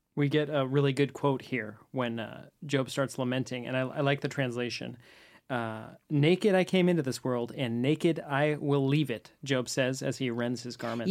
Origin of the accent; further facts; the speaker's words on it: San Francisco, California, United States; I was actually born and raised in San Francisco